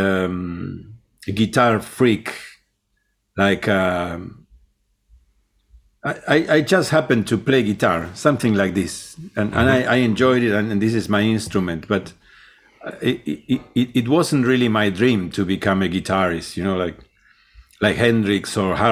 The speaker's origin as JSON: {"language": "English", "town": "Rosario", "region": "Santa Fe", "country": "Argentina", "tie": "born or raised there", "also_born_or_lived": "London", "second_language": "English", "moved": "as an adult", "said": "I grew up in Rosario, which is a city, not Buenos Aires, but it's like 3 hours away. It's like the second city in the country."}